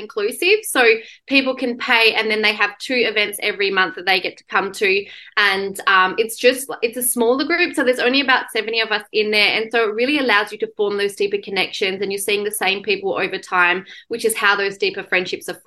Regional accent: Perth, Western Australia, Australia; also born or lived in London; I had moved back from London and Perth was my hometown

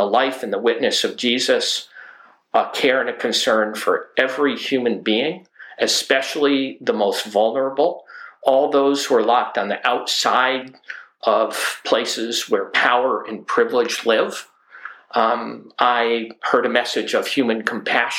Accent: the Adirondacks, New York, United States; now in Alaska, United States; I grew up in the Adirondacks in a small mountain community south of the Canadian border, north of Lake George, New York.

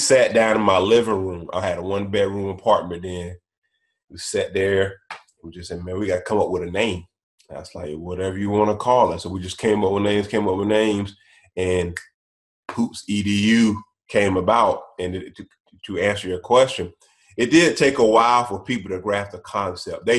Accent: North Augusta, South Carolina, United States; moved away as an adult; I'm originally from North Augusta, South Carolina, born and raised. I was there all my life until I decided to go to college

